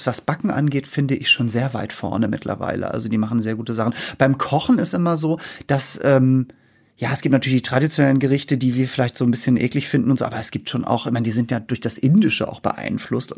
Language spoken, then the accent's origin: German; Norderstedt, Schleswig-Holstein, Germany; moved away as an adult; also born or lived in Hamburg; now in Berlin, Germany; ich komme ja aus Norderstedt bei Hamburg, ne? Also da bin ich ja, ge ja. Also geboren bin ich in Hamburg